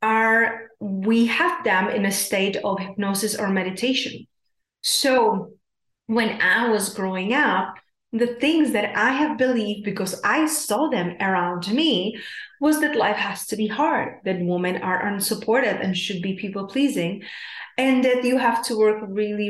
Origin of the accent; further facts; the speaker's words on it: South Moravian Region, Czechia; I'm from Czech Republic, South Moravia